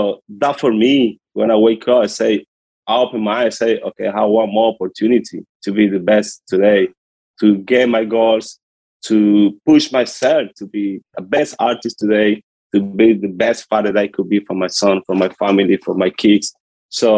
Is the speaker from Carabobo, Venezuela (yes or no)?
yes; Puerto Cabello, Carabobo, Venezuela; English is a second language; moved away; I'm from Venezuela. I come from a small city called Puerto Cabello in the coast of Venezuela. Yeah. It's a small city and a little poor. I come from a poor hood from Venezuela. This is where I'm growing up.